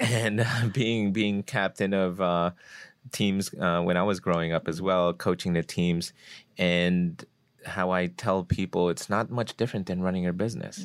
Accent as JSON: {"language": "English", "region": "New Jersey", "country": "United States", "tie": "born or raised there", "said": "I grew up in North Jersey"}